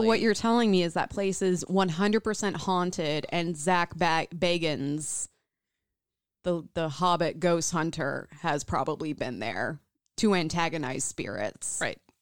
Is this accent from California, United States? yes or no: no; Midwest, Illinois, United States; born or raised there